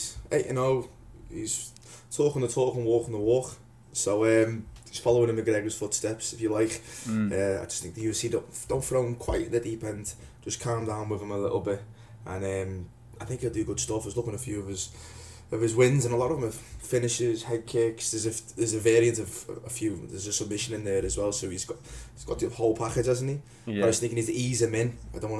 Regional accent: North West England, United Kingdom; accent: Northwest; It's a Northwest accent, is what it is. I can't say it's a Scouse accent because I'm not actually from Liverpool, but yeah, that's all I get all the time.

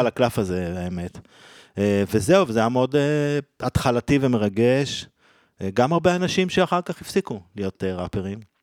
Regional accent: Israel; אני גדלתי בקיבוץ

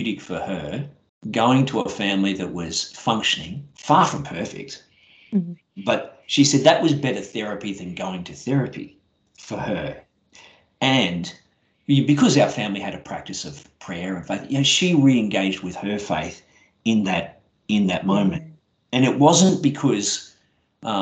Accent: Brisbane, Queensland, Australia; I grew up in Brisbane

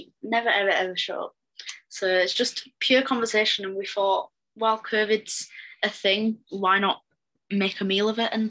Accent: Hull, Yorkshire and the Humber, United Kingdom; I said I was from Hull.

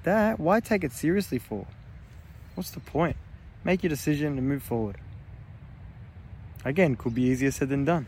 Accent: Victoria, Australia; I'm from Victoria. I'm in New South Wales at the moment.

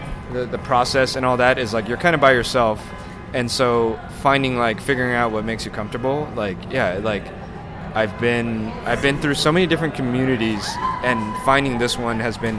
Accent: Los Angeles, California, United States; also born or lived in San Francisco; I was born in San Francisco, but I've lived in the LA area all my life.

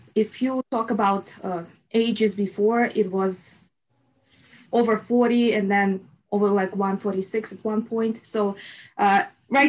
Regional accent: Russia; moved away as an adult; now in United States; So I was born in Russia and I lived in Russia till I was 21

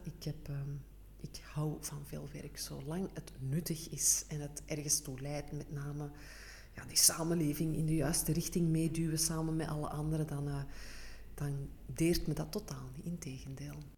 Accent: Antwerp, Flanders, Belgium; Ik ben een echte Antwerpse.

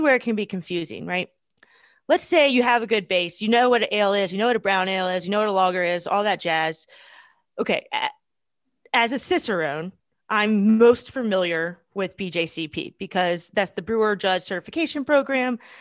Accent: United States; as an American

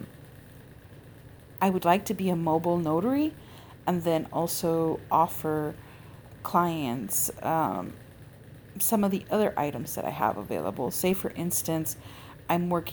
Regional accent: California, United States; my home state of California

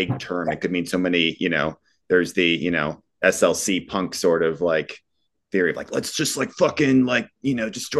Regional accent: Phoenix, Arizona, United States; I grew up in Phoenix and I still live in Phoenix

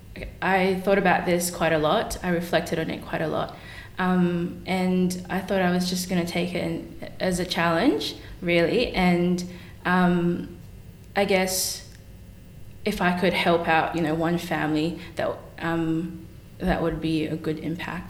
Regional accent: Kalgoorlie, Western Australia, Australia; also born or lived in Philippines; growing up in Kalgoorlie

